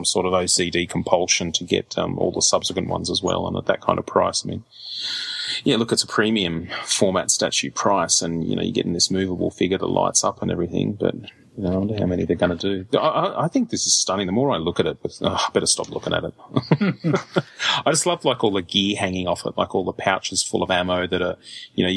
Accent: Australia; as an Australian

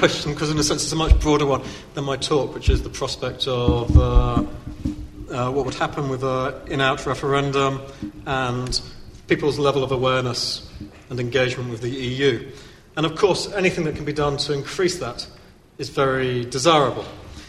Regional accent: United Kingdom; I'm still comfortable with being British.

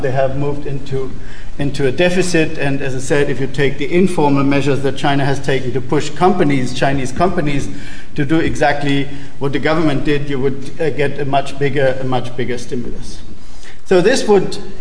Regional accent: Germany; In Germany, my home country

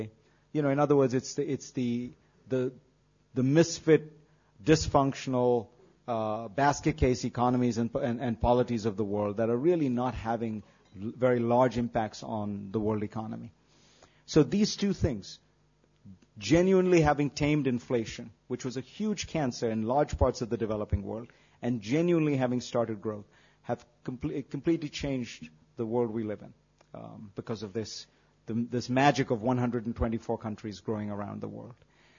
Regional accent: Mumbai, Maharashtra, India; now in United States; I grew up in Bombay

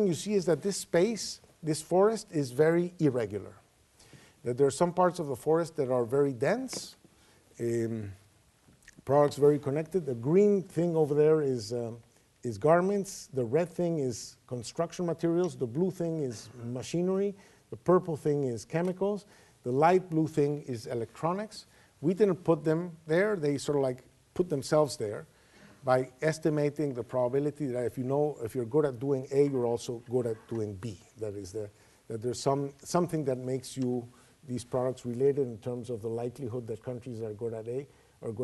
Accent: Venezuela; I come from Venezuela.

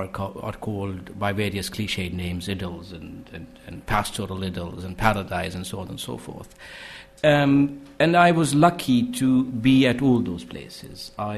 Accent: Srinagar, Jammu and Kashmir, India; the city I grew up in Srinagar.

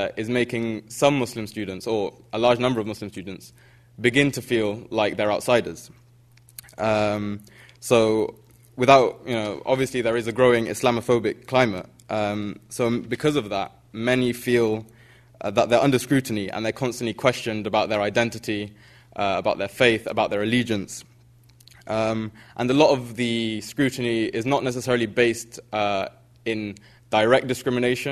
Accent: United Kingdom; sort of living and growing up in Britain

